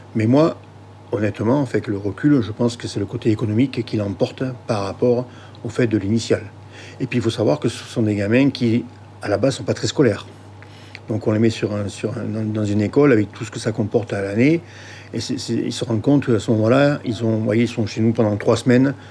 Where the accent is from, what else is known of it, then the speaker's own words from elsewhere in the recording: the South, Provence-Alpes-Côte d'Azur, France; je suis du Sud